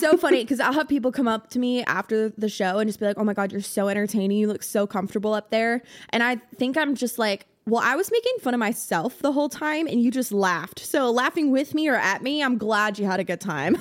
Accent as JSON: {"language": "English", "region": "South Florida", "country": "United States", "moved": "yes", "lives_now": "Nashville, United States", "said": "I'm originally from South Florida"}